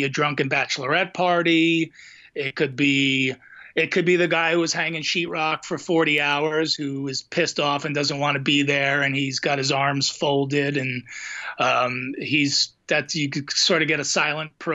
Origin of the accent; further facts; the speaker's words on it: New Jersey, United States; we're two idiots from New Jersey.